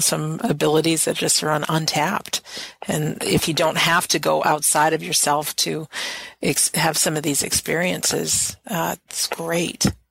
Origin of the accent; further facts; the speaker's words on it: United States; I'm an American.